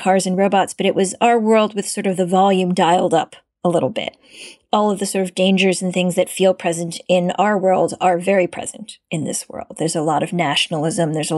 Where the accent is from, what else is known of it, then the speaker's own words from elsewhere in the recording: Cleveland, Ohio, United States; I was born in the U.S. I'm from Ohio, but I grew up in places where there weren't very many Asian Americans